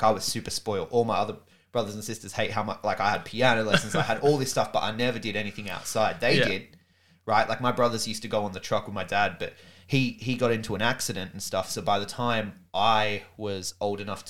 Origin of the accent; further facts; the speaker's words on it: Sydney, New South Wales, Australia; I grew up in Sydney, man. Grew up in Sydney, right at the foot of the Blue Mountains.